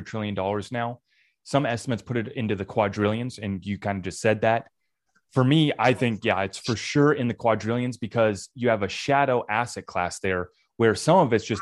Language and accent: English; United States; I, as an American